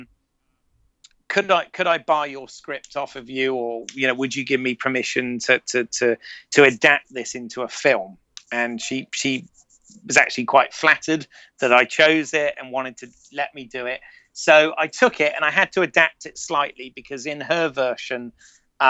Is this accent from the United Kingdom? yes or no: yes; United Kingdom; accent: British; moved away as an adult; also born or lived in Florida; I was, as a Brit, I was a little bit of a novelty to everyone, meaning, you know, everybody liked the accent